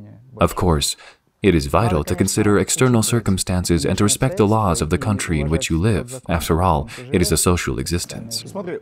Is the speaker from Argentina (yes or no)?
no; Makhachkala, Dagestan, Russia; a number of well-known individuals were startled that I was from Makhachkala, Dagestan.